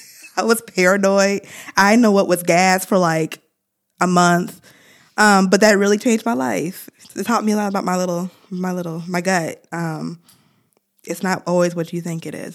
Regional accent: Ann Arbor, Michigan, United States; growing up in Ann Arbor, I was exposed to so many different cultures

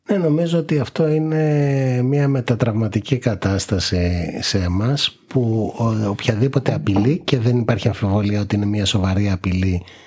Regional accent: Greece; εμείς ως Έλληνες

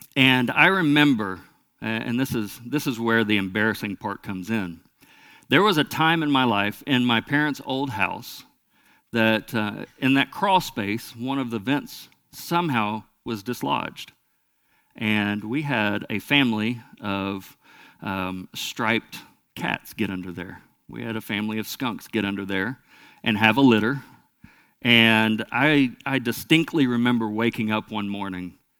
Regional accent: Lone Oak, United States; I was raised in Lone Oak, which is a small town not far from here

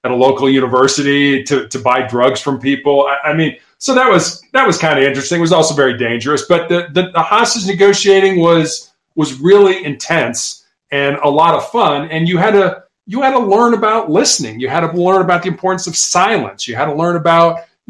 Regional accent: Midwest, United States; growing up in the Midwest, both of us

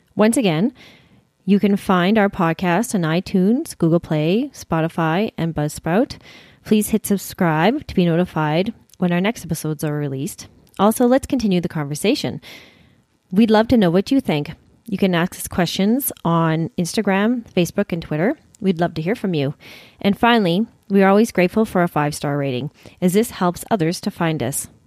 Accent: Saskatchewan, Canada; when we were growing up in Saskatchewan

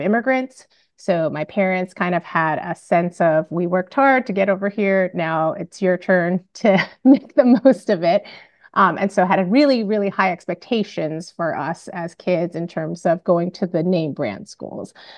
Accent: Bellevue, Washington, United States; I grew up in Bellevue, Washington

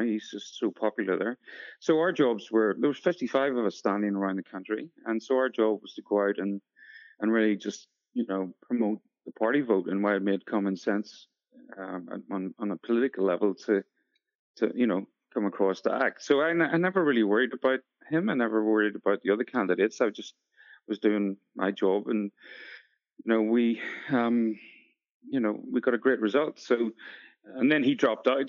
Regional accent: Northern Ireland, United Kingdom; moved away as an adult; also born or lived in Sydney, Australia; now in New Zealand; I'm originally from Northern Ireland

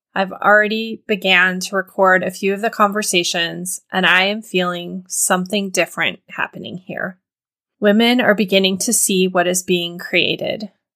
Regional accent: Montana, United States; the little town that I grew up in Montana

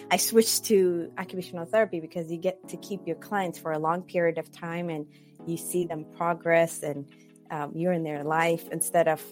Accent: Ethiopia; moved away as an adult; also born or lived in Cyprus / Indianapolis / California; now in Bay Area, California, United States; I was born and raised in Ethiopia. Finished high school there and I moved several places.

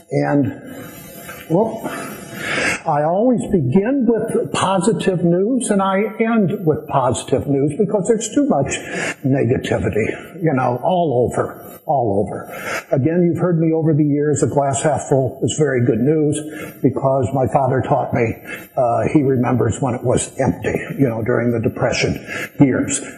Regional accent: Washington, District of Columbia, United States; I come from Washington, D.C.

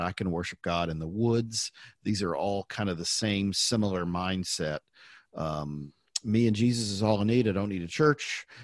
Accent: the Bible Belt, United States; growing up in the Bible Belt

